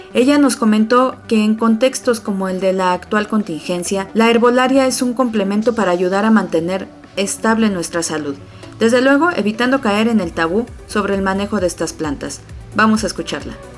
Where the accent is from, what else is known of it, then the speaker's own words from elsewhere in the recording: Mexico; los mexicanos